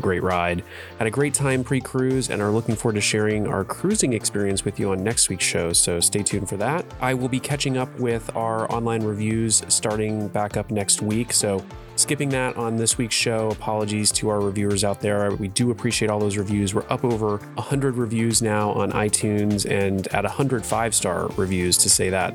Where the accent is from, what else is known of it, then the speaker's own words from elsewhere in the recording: Seattle, Washington, United States; we're from Seattle, so that says something. We're, we're used to being out in the rain